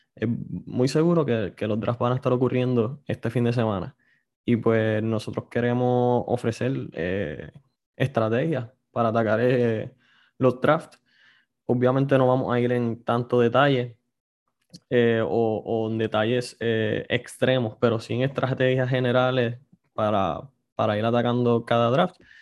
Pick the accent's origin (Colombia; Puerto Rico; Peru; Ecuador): Puerto Rico; somos puertorriqueños